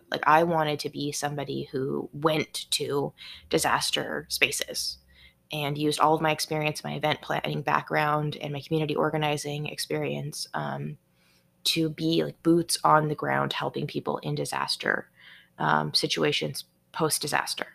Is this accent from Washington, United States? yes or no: yes; Seattle, Washington, United States; I'm from the Seattle area in Washington state